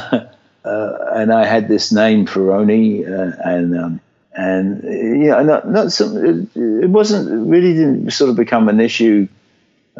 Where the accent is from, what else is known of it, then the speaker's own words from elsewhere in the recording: Brighton, South East England, United Kingdom; I was born in 1950 in Brighton in England